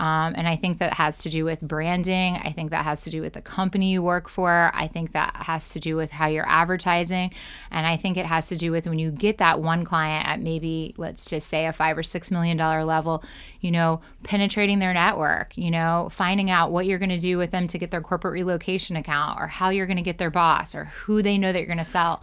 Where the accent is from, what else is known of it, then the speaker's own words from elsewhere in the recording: Ohio, United States; now in New York City, United States; I was born in Ohio.